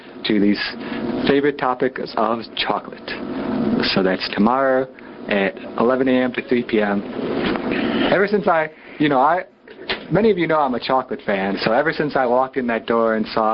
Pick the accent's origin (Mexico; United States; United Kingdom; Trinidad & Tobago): United States; Chicago, Illinois; moved away as an adult; now in Southern Illinois, United States; I grew up in the Chicago area, but I've been down here 10 years, so I'm naturalized Southern Illinois.